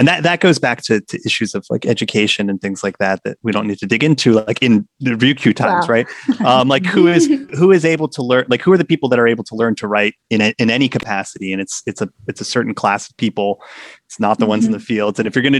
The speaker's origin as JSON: {"language": "English", "region": "West Virginia", "country": "United States", "moved": "yes", "said": "I'm from West Virginia"}